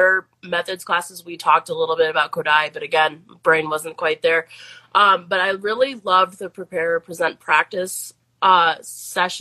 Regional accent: Plainfield, Illinois, United States; moved away as an adult; also born or lived in Idaho / Washington; I am from Plainfield, Illinois.

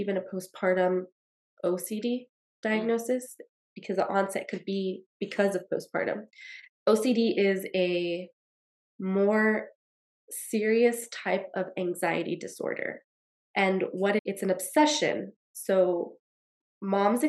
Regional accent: El Paso, Texas, United States; That's where I'm from. I'm from El Paso, Texas

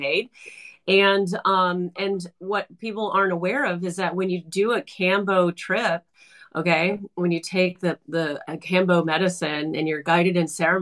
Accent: California, United States; I was born and raised in California, so I'm like I have an aversion to cold, but I'm in Toronto at the moment right now

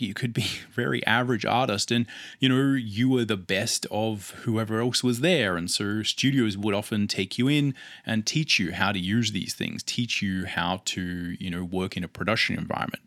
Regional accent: Adelaide, South Australia, Australia; I come from Adelaide, Australia

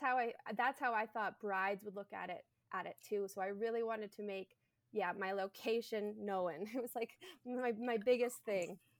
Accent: Canada; I am a Canadian bridal hairstylist

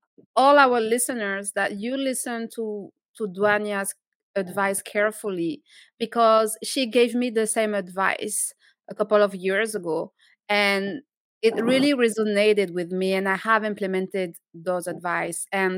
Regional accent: France; English is a second language; moved away; being French and speaking French is part of who I am

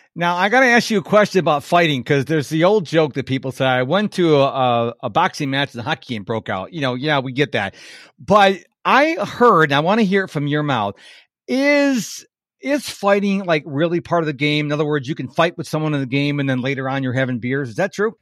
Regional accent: Rochester, New York, United States; moved away as an adult; now in Houston, United States; I was originally from Rochester, New York

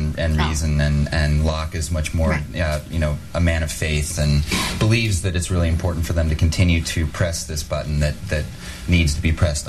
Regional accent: Wyoming, United States; also born or lived in Los Angeles; now in Hawaii, United States; we'd lived there for 9 years, and growing up in Wyoming, I wanted to give my kids an opportunity to be out in the country a little bit more.

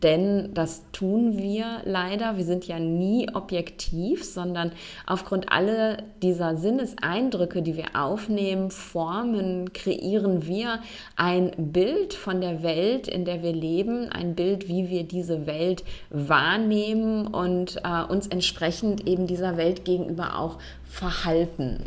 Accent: Germany; in Deutschland oder im deutschsprachigen Raum, also da, wo ich groß geworden bin, wo ich gelebt habe

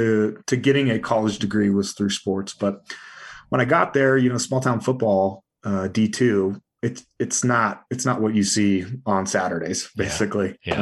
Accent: California, United States; I was raised in California, right? So, you know, punk rock music and skateboarding.

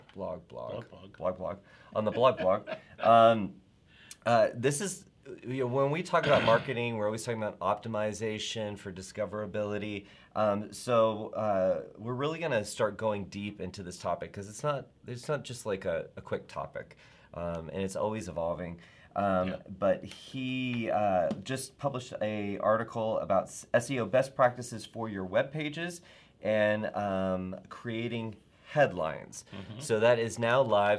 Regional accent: the South, United States; I am from the South

